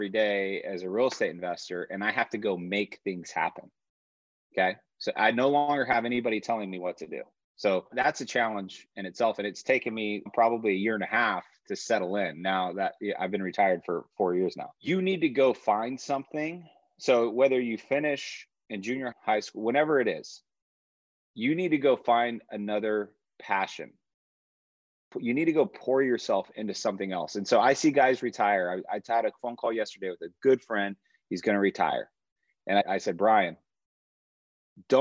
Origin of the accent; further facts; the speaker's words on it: Yorba Linda, California, United States; moved away as an adult; also born or lived in Puerto Rico / Chile; I grew up in Yorba Linda in Orange County